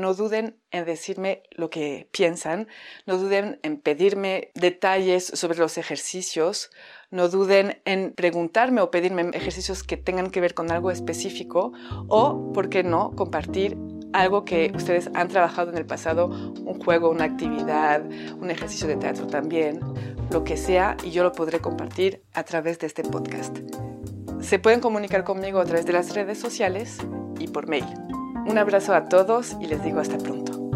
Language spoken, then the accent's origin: Spanish; France; accent: French; Spanish is a second language; moved away as an adult; now in Mexico; llevo casi 14 años en México, si escuchan un acento es mi acento francés